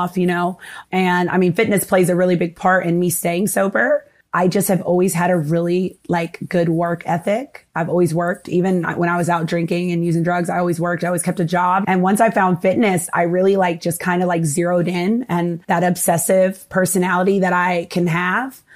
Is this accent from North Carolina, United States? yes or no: yes; North Carolina, United States; moved away as an adult; also born or lived in Asheville, North Carolina / Washington, D.C.; now in Miami, United States; I grew up kind of like dealing with a little bit of racism living in North Carolina